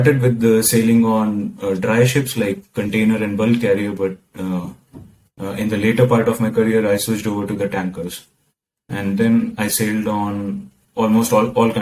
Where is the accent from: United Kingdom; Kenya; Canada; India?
India; moved away as an adult; now in Rotterdam, Netherlands; I'm from India